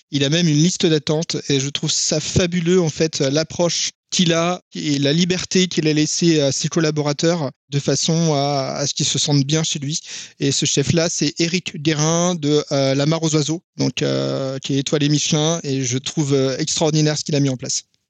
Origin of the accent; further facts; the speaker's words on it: France; On est français